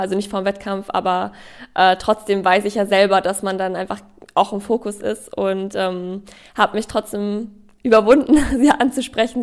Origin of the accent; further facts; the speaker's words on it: Ingolstadt, Bavaria, Germany; Ich bin in Ingolstadt ja aufgewachsen